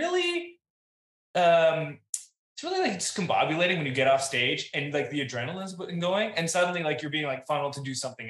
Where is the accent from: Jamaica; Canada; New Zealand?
Canada; I'm Canadian.